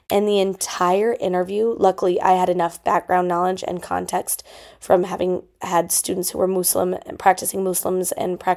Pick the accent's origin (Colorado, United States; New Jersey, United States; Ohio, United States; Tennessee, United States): Colorado, United States; Denver; lots of my mentors in Colorado growing up in the Denver Public Schools used special person interviews regularly